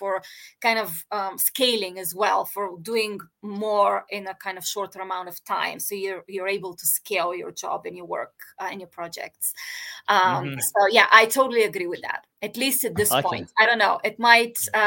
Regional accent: Bulgaria; I grew up in Bulgaria

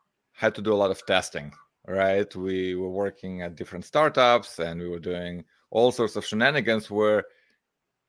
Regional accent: Moldova; I'm from Moldova.

